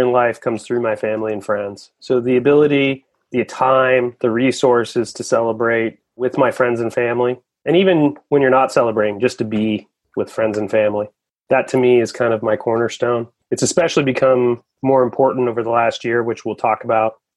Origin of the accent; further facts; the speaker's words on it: Portland, Oregon, United States; I grew up in Portland, Oregon, grew up in the rain